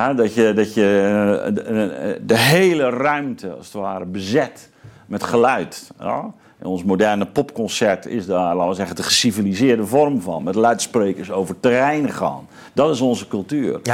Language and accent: Dutch; Zeelandic Flanders, Netherlands; ik ben opgegroeid in Zeeuws-Vlaanderen.